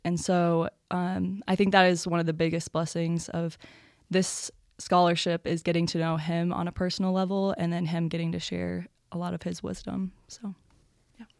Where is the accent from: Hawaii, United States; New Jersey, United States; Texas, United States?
Texas, United States; Louisville; I'm from Louisville, Texas